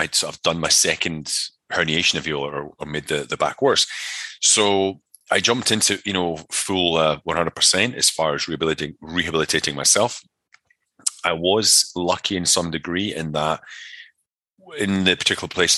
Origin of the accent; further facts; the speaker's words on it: Scotland, United Kingdom; moved away as an adult; also born or lived in Connecticut, United States; I'm from Scotland originally, so it was a lot of rugby, mountain biking, martial arts, that kind of stuff